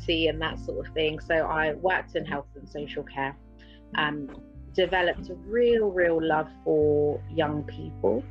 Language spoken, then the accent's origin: English; Buckinghamshire, South East England, United Kingdom; also born or lived in London; I grew up in Buckinghamshire